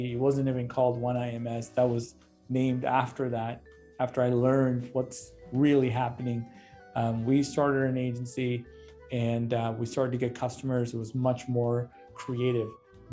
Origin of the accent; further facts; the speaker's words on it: Chicago, Illinois, United States; I'm a Chicagoan